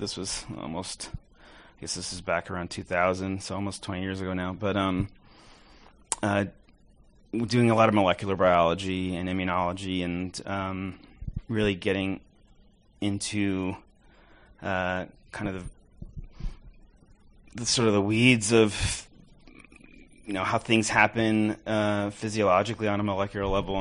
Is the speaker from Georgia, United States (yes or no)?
no; New York, United States; moved away; I'm from New York originally